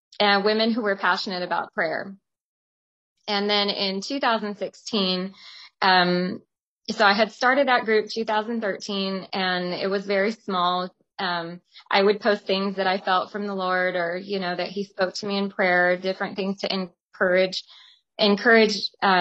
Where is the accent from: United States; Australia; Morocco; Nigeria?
United States; Tucson, Arizona; moved away as an adult; also born or lived in Stockton, California / Weed, California / Los Angeles, California; I was also born and raised in Tucson, Arizona